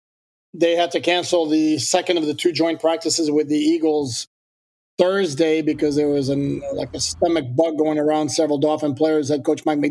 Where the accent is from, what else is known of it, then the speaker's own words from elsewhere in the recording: Canada; now in United States; I'm French Canadian. So, but I've lived here so long